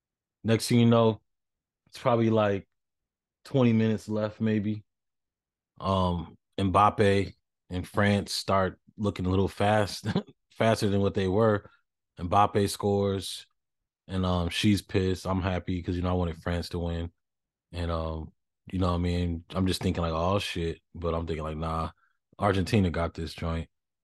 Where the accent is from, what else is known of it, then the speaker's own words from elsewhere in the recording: United States; But, you know, I'm too American for that.